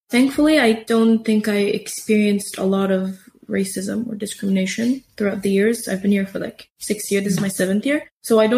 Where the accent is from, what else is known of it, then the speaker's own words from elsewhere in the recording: Syria; also born or lived in Saudi Arabia; now in Turkey; in Saudi Arabia because my parents had lived there for like about 30 years. My dad's uh, work was there. So I was born there and I obviously don't remember the first couple of years, but I remember us moving back to Syria when I was around uh, three years old.